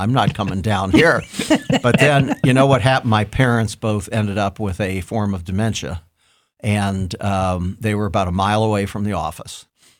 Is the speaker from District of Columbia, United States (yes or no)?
no; Columbus, Ohio, United States; Oh, I was born and bred on the Hilltop, and I just think it's a wonderful place.